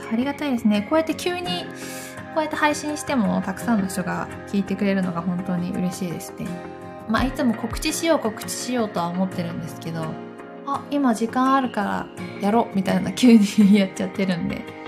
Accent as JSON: {"language": "Japanese", "region": "Gifu", "country": "Japan", "tie": "born or raised there", "said": "岐阜の出身なんですけど"}